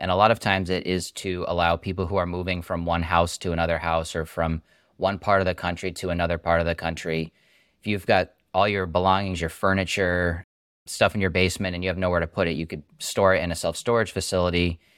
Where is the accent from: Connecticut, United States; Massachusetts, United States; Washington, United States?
Massachusetts, United States; I'm from Massachusetts, went to engineering school, UMass Amherst, about forty, forty minutes up the road